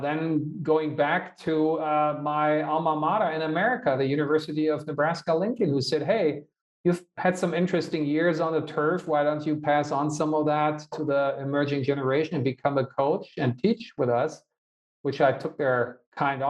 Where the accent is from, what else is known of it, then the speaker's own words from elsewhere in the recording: Hanover, Lower Saxony, Germany; One of the biggest events, if not the biggest event in my hometown in Hanover, is this American car show